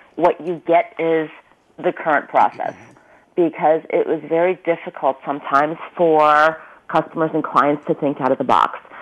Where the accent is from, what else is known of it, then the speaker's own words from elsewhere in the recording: Ulm, Baden-Württemberg, Germany; now in Mountain View, United States; Einstein is from my hometown